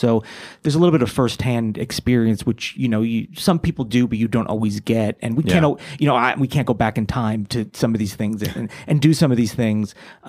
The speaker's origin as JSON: {"language": "English", "region": "New York", "country": "United States", "tie": "born or raised there", "also_born_or_lived": "New Jersey", "lives_now": "Los Angeles, United States", "said": "no, I'm from originally from New Jersey, but I grew up about an hour outside of the city in New York. So always in that area. And then now I'm in LA, baby."}